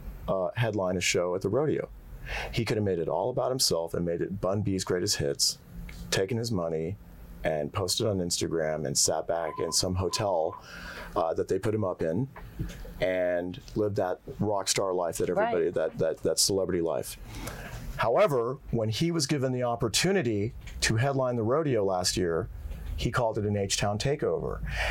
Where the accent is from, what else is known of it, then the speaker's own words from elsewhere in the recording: India; I'm the Indian guy who's bad at math.